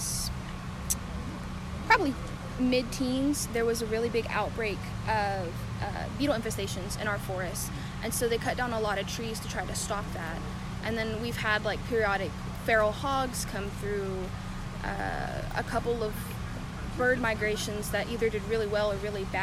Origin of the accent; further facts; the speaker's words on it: Trinity, Texas, United States; I'm from Trinity, which is like 30-40 minutes away from here, so Huntsville-ish.